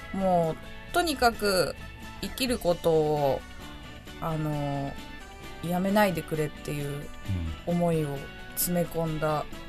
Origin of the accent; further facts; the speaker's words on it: Ina, Nagano, Japan; moved away as an adult; now in Tokyo, Japan; 出身が長野県の伊那市なんですけど